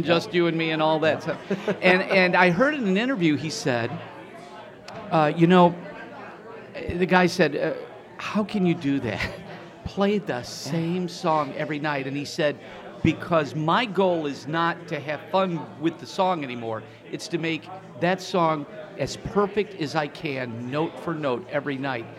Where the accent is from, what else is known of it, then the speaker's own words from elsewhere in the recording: Chicago, Illinois, United States; moved away as an adult; now in Indianapolis, United States; I'm from the Chicagoland area